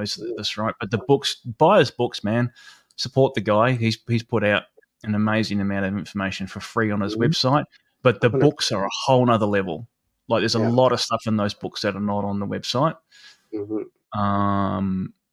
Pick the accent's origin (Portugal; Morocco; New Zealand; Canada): New Zealand; moved away; I grew up in New Zealand, which some people know, not Australia.